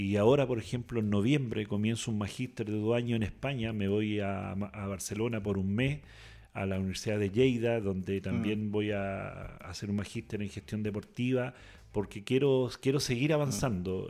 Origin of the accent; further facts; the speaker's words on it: southern Chile, Chile; also born or lived in Osorno, Chile; now in Castro, Chile; yo soy del sur, eh, nacido y criado, eh, estudié en Osorno. Mm. Eh, ya radicado hace 30 años en, Castro